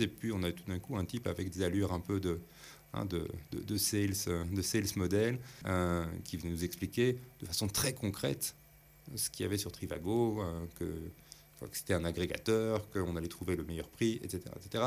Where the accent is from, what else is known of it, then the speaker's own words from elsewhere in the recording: Belgium; on est belge